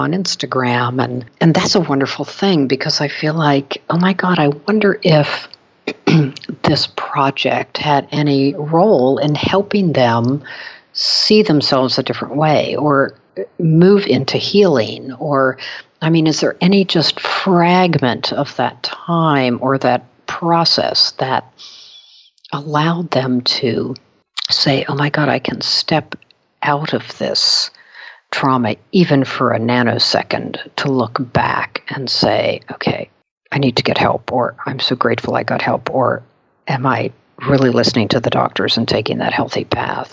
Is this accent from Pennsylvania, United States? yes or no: yes; Pittsburgh, Pennsylvania, United States; my hometown of Pittsburgh